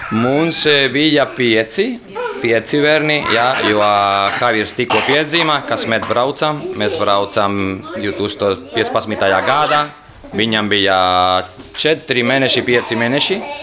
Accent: Valencia, Valencian Community, Spain; Latvian is a second language; moved away as an adult; now in Riga, Latvia; esmu no Spānijas

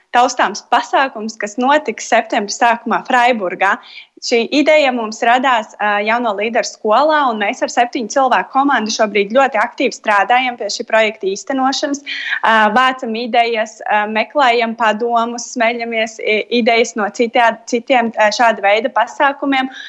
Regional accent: Latvia; now in Europe; Jo es, par, cik es esmu prom no Latvijas, es vēl aizvien arvien vairāk meklēju Eiropā iespēju satikties ar Latvijas jauniešiem

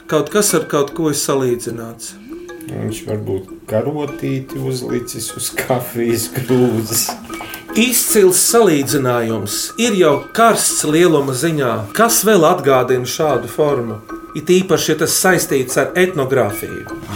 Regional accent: Riga, Latvia; esmu deju pieradinātājs no Rīgas ar kurzemnieku asinsriti.

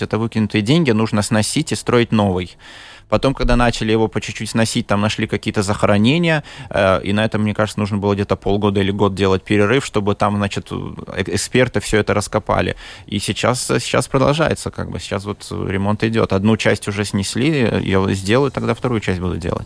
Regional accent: Liepāja, Kurzeme, Latvia; now in Riga, Latvia; Я рижанин. Ну, рижанин 20 лет вообще. Да. Родился в Лепое

